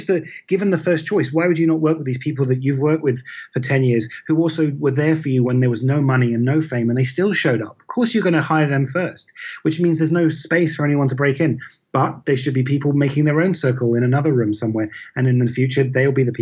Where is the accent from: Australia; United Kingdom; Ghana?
United Kingdom; I'm British and I grew up in Britain.